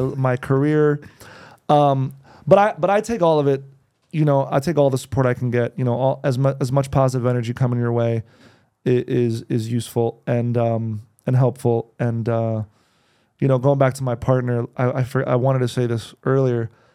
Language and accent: English; New Jersey, United States; also born or lived in New York; now in Los Angeles, United States; I was born in New Jersey